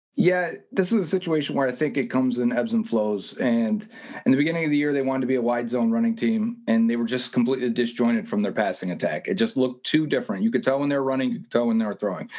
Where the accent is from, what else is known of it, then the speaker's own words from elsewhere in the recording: Buffalo, New York, United States; growing up in Buffalo